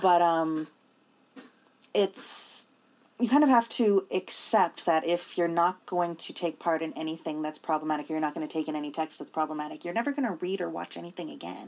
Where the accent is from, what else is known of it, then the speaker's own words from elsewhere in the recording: Newfoundland and Labrador, Canada; growing up in Newfoundland under the education system